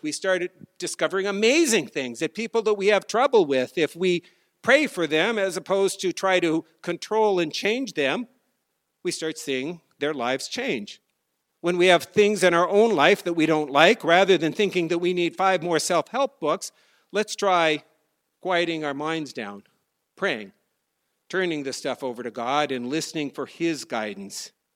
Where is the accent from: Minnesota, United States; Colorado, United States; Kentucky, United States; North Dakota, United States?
North Dakota, United States; moved away; I was a kid growing up in North Dakota